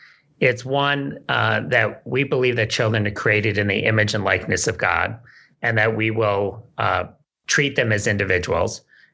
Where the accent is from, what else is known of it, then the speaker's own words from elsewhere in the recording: New York, United States; now in Boston, United States; I'm from New York, which has lots of good schools, also has a lot of bad schools.